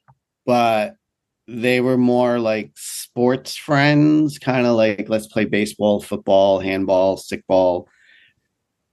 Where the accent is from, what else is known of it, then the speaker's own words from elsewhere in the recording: New York, United States; also born or lived in Miami, Florida; I'm from New York